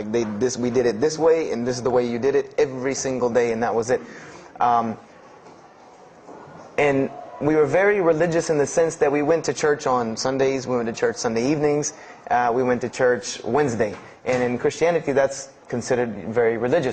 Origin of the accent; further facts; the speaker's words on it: Greenville, South Carolina, United States; I was born and raised in Greenville, South Carolina